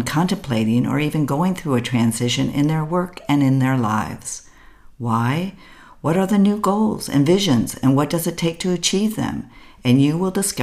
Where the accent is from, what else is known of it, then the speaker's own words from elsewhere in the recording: United States; first language English; moved away as an adult; now in Berlin, Germany; I am an American living in Berlin, Germany.